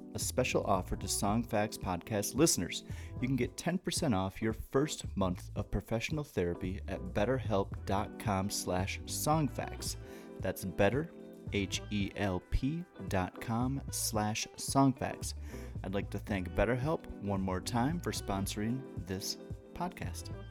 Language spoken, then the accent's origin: English; Wisconsin, United States; also born or lived in Atlanta / Florida Panhandle; now in Denver, United States; I'm from Wisconsin, so it's the same up there, but I lived in Atlanta and on the Florida Panhandle